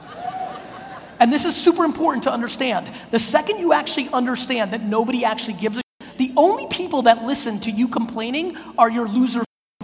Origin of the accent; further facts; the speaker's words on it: New York City, New York, United States; also born or lived in Soviet Union; I was born in the Soviet Union, we come to America, I live in a studio apartment in Queens.